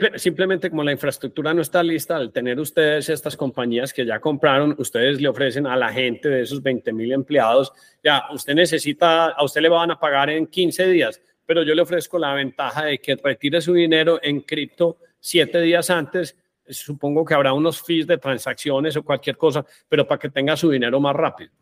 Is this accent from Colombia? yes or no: yes; Colombia; somos colombianos